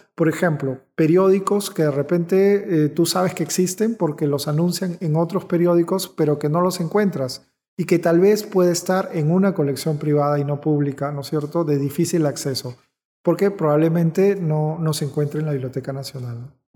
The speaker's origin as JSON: {"language": "Spanish", "country": "Peru", "said": "como peruanos que somos"}